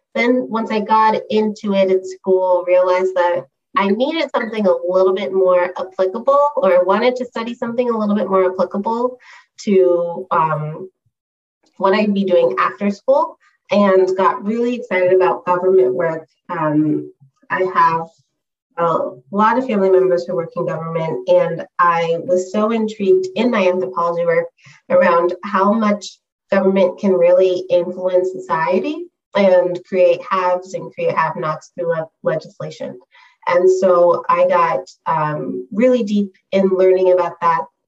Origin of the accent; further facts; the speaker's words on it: San Diego, California, United States; moved away as an adult; also born or lived in New York City / San Francisco; I'm originally from San Diego